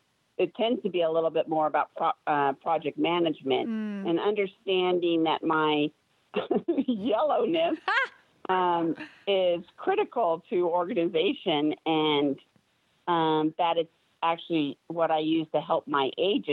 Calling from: California, United States; Orange County, California.

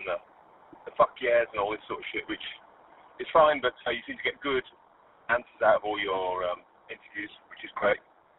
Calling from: West Midlands, United Kingdom

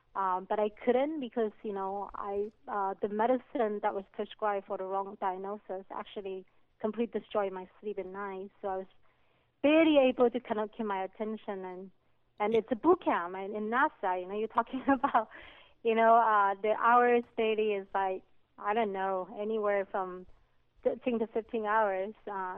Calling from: California, United States

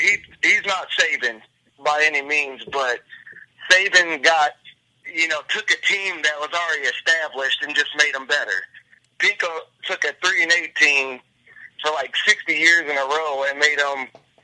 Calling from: Columbia, Missouri, United States

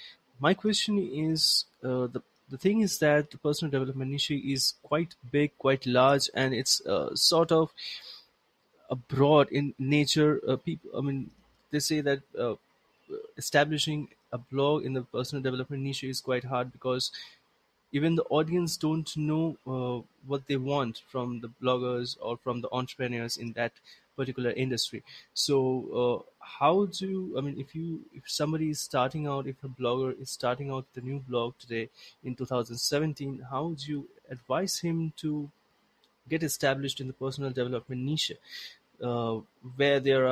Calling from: India; I'm speaking from India

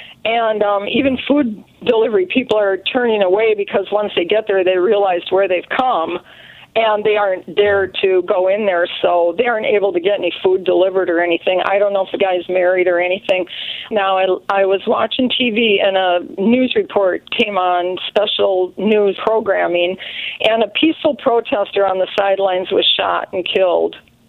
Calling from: St. Michael, Minnesota, United States; Hi, I'm calling from Minnesota

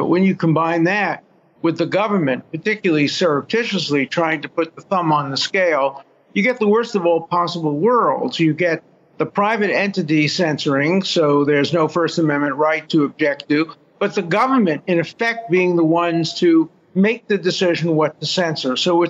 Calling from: Israel; I'm calling from Israel, where the same and similar debates are going on about the Supreme Court

